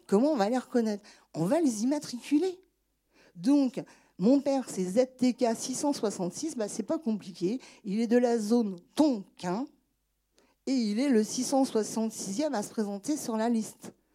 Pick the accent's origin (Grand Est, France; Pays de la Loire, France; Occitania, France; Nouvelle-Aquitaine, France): Pays de la Loire, France; Angers; je suis née à Angers